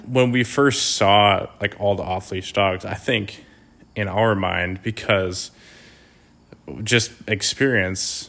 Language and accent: English; Wisconsin, United States; we're from Wisconsin